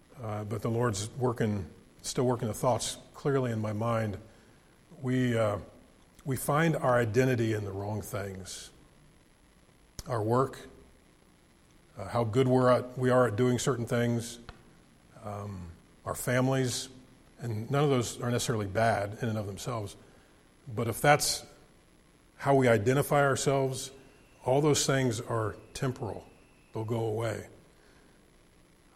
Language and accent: English; United States; I love the United States of America, and I'm thankful I was born in this country